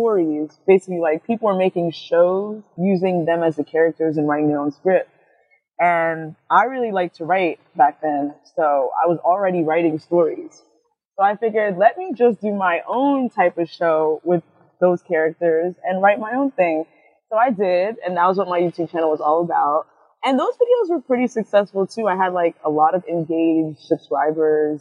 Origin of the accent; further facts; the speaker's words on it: New York City, New York, United States; I'm from Queens. Originally from Jamaica, Queens, but now I'm out somewhere else